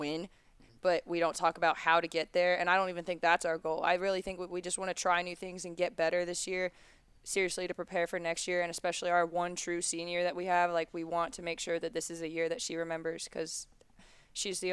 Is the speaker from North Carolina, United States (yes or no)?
yes; Charlotte, North Carolina, United States; also born or lived in Miami, Florida; We moved to Charlotte when I was 7